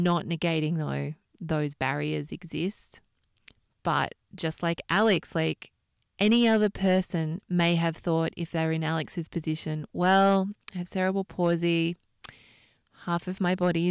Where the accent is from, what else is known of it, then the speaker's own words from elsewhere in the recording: Australia; moved away as an adult; now in London, United Kingdom; it was far easier to work out how to get a visa as an Australian to London